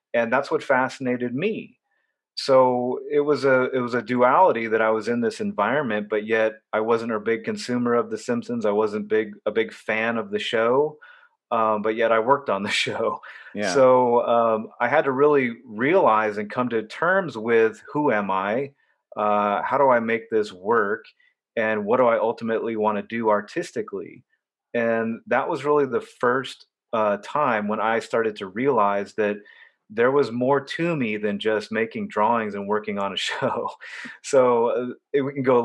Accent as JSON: {"language": "English", "area": "Orange County", "region": "California", "country": "United States", "tie": "born or raised there", "also_born_or_lived": "Los Angeles / Boston", "moved": "as an adult", "said": "I grew up very sheltered in Orange County, California"}